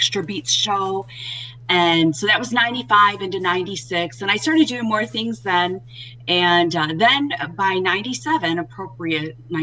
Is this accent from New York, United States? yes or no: no; Detroit, Michigan, United States; moved away as an adult; I made my way back up to my hometown of Detroit